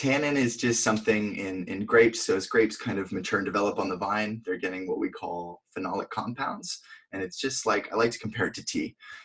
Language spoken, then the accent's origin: English; Vermont, United States; moved away as an adult; now in California, United States; I grew up in Vermont